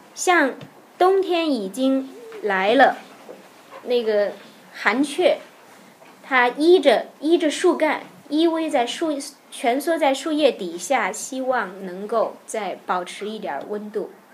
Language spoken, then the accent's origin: Chinese; Tianjin, China; 因为我是天津人，相声的培育是从小在收音机里耳濡目染的